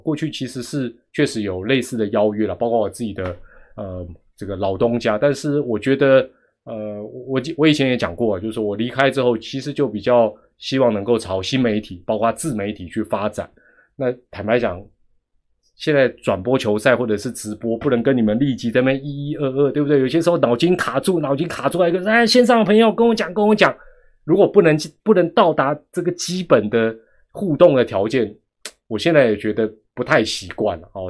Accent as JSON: {"language": "Chinese", "country": "Taiwan", "said": "我们台湾人"}